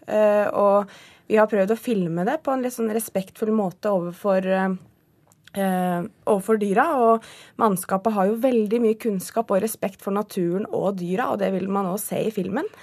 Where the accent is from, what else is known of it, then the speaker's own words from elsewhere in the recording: Southern Norway, Norway; moved away as an adult; jeg er jo søring